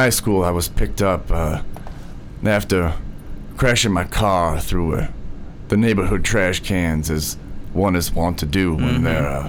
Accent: Lampkin, Connecticut, United States; born there; Born in Lampkin, Connecticut

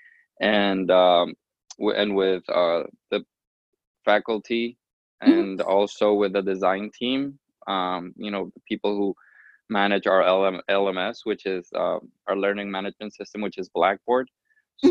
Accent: Miami, Florida, United States; from Miami, Florida

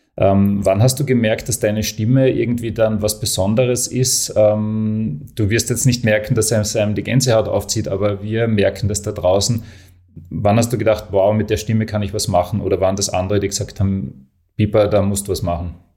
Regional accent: Graz, Styria, Austria; Als Grazer

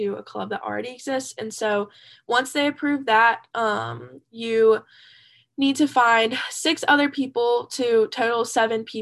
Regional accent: Sumter, South Carolina, United States; also born or lived in Columbia, South Carolina; I'm from Sumter, South Carolina, so not too far away. I've kind of lived in like Sumter and Columbia my entire life

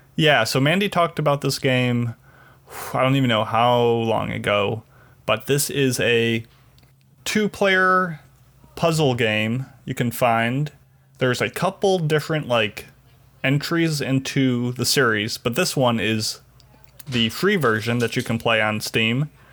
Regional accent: Chicago, Illinois, United States; my hometown Chicago

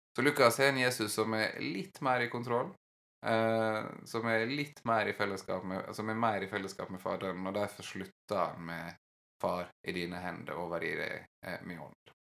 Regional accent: Western Norway, Norway; ikke noe jeg har vokst opp med på Vestlandet

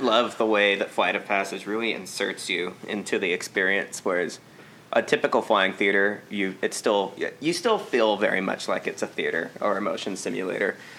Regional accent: United States; as an American

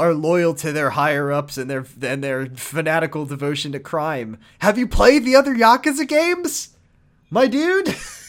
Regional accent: United States; as an American

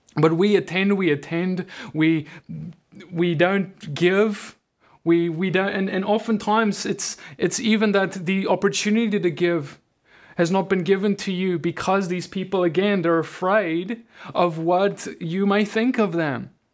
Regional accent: South Africa; now in United States; I'm from South Africa.

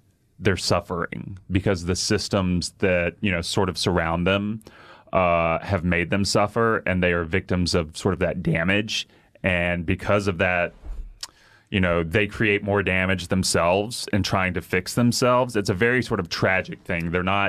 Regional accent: the South, United States; I have sort of, like, insecurities about being seen as an idiot because I grew up in the South.

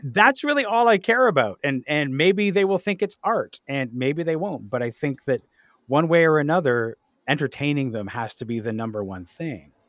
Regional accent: Ajax, Ontario, Canada; I spent my teenage years in Ajax

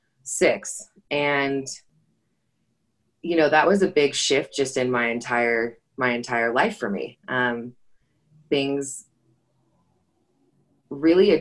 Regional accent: Salt Lake City, Utah, United States; I'm from Salt Lake City, Utah.

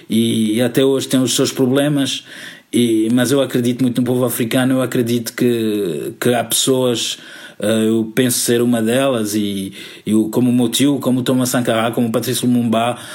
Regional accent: Miraflores, Lisbon, Portugal; Yes, Miguel, sou de Miraflores, já cresci em Miraflores, obrigado.

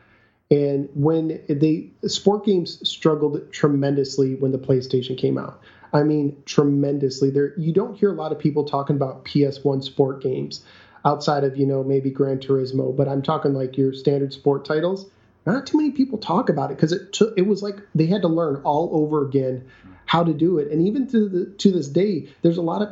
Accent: Michigan, United States; moved away; I was born in Michigan

